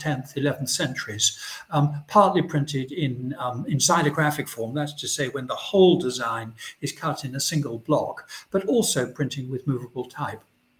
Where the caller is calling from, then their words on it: London, United Kingdom; I should say I'm speaking from London